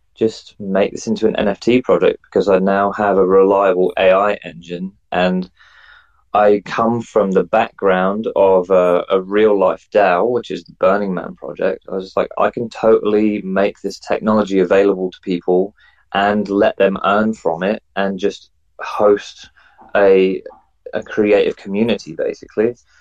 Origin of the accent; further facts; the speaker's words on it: England, United Kingdom; now in New Zealand; I'm an English guy or a Pommy, as they like to call me, um, living in New Zealand.